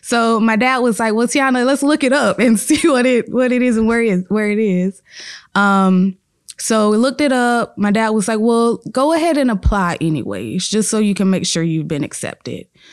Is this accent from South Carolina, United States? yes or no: yes; Chester, South Carolina, United States; It's only an hour and thirty minutes away from where I live 'cause I'm from Chester, South Carolina